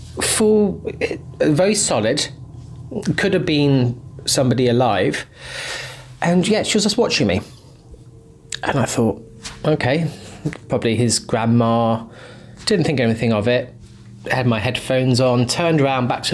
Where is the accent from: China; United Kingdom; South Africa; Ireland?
United Kingdom; Hastings, South East England; in my early years of secondary school in my hometown of Hastings